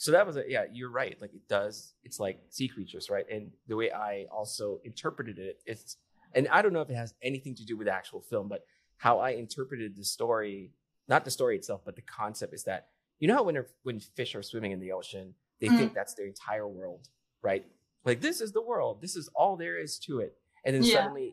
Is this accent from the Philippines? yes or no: yes; Philippines; now in United States; I grew up in the Philippines